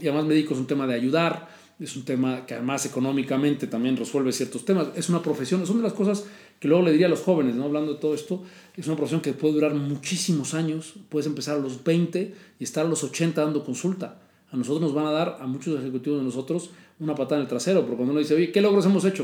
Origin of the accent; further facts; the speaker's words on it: Mexico; moved away as an adult; also born or lived in London, United Kingdom / United States; yo soy de México